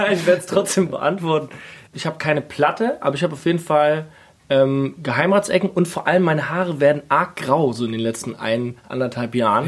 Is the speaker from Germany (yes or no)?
yes; Kaiserslautern, Rhineland-Palatinate, Germany; now in Berlin, Germany; ich komme ja aus der Pfalz